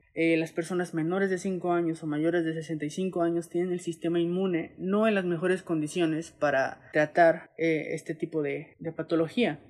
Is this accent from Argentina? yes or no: no; Mexico; siendo mexicanos, siendo que vivimos en una zona